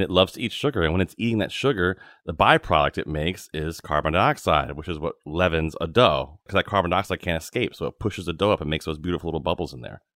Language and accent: English; Virginia, United States; I grew up in Virginia